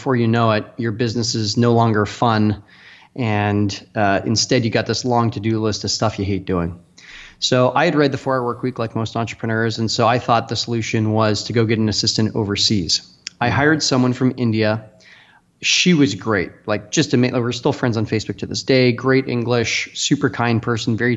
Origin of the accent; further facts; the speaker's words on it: Canada; moved away as an adult; now in Austin, United States; I'm from Canada originally, and I hosted a bunch of dinner parties up there